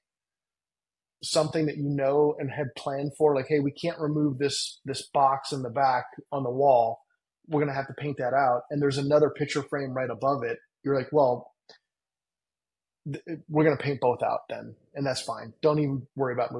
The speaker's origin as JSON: {"language": "English", "town": "Cleveland", "region": "Ohio", "country": "United States", "tie": "born or raised there", "moved": "as an adult", "lives_now": "Los Angeles, United States", "said": "I grew up with in Cleveland"}